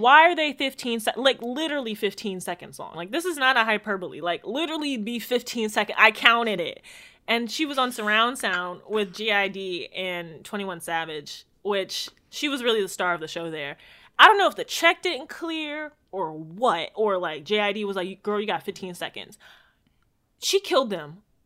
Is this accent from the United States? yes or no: no; Jamaica; I'm just a Jamaican